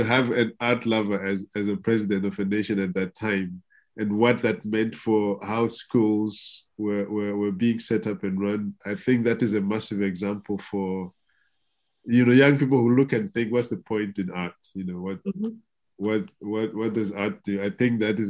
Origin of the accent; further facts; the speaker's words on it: Zimbabwe; moved away; my home country of Zimbabwe